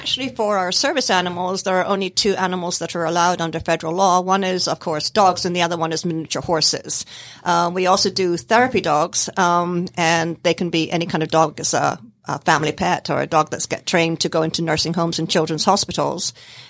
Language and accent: English; Scotland, United Kingdom; born there; now in United States; I was born in Scotland in the United Kingdom.